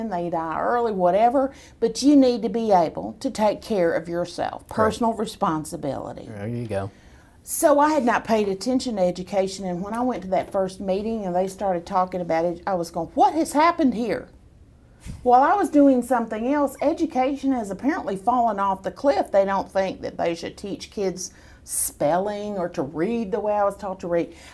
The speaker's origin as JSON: {"language": "English", "town": "Killeen", "region": "Texas", "country": "United States", "tie": "born there", "said": "And so I was uh, I was born in Killeen."}